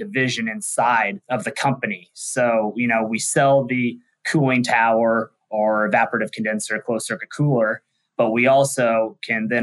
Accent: Wichita, Kansas, United States; moved away as an adult; also born or lived in Texas; I'm a Midwest kid, born and raised in Wichita, Kansas

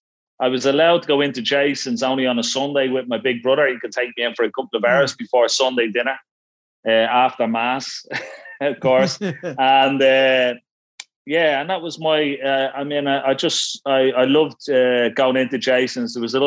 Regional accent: Ranelagh, Leinster, Ireland; Well, I tell you, Ranelagh was a wonderful place. I mean, at Ranelagh at one stage, I had like three snooker clubs in it, you know.

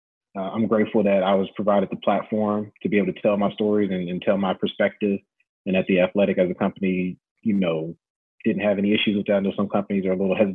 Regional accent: Ferguson, Missouri, United States; moved away as an adult; now in Las Vegas, United States; I'm from Ferguson, Missouri.

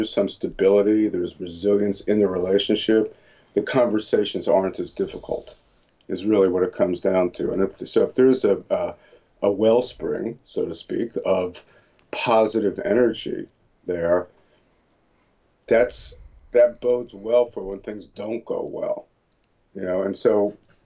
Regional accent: New Jersey, United States; moved away as an adult; also born or lived in Boston; now in California, United States; growing up in New Jersey and going to school in Boston

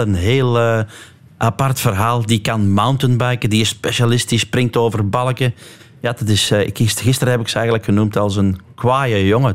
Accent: Lille, Flanders, Belgium; Dus wij zijn alle drie van Lil, Erwin Vervekke, ikzelf en dan Wout van Aert

